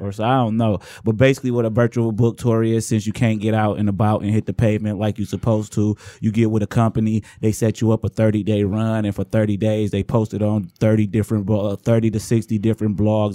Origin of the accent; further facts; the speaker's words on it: Inkster, Michigan, United States; I'm from Angster